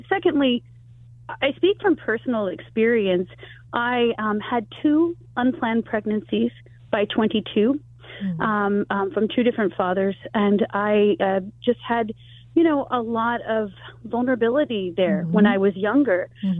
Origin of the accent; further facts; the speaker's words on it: Taiwan; So where I grew up in Taiwan, I'll just give you an example.